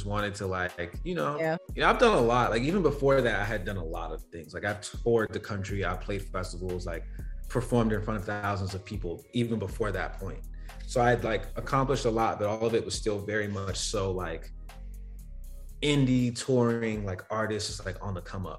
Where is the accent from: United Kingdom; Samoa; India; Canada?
United Kingdom; London; also born or lived in Rhode Island, United States; So I was born in Rhode Island. So mm-hmm. I was born in the US. But when I was younger, I was like still an infant, I moved to the UK. So I lived in South London for a while.